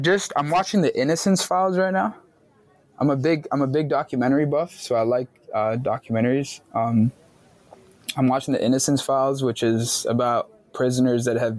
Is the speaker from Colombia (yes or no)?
yes; Medellin, Antioquia, Colombia; Like, I'm from Medellin, you know, I'm from that city.